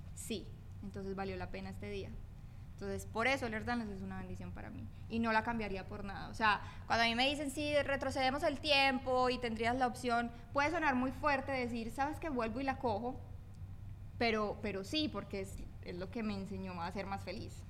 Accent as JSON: {"language": "Spanish", "country": "Colombia", "said": "yo por el lado eh, colombiano."}